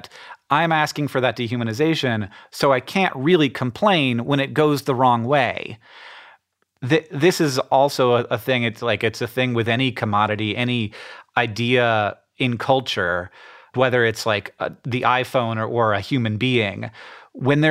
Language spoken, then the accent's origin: English; Orlando, Florida, United States; now in Missoula, United States; I grew up in Orlando, Florida with me and my brother and my parents